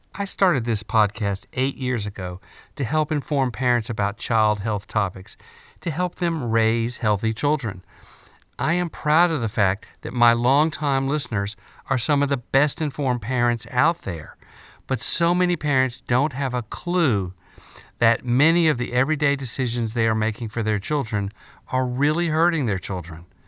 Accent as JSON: {"language": "English", "country": "United States", "said": "being an American is a source of great pride"}